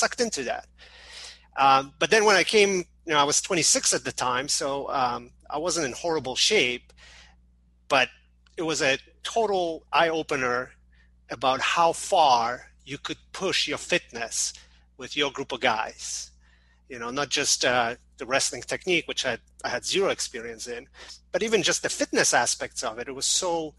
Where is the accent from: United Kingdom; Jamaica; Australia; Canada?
Canada; also born or lived in Poland; now in Chicago, United States; Yeah, I mean, I was born in Poland, but most of my, like, high school and college years I spent in Canada. And then in 2000, I moved to Chicago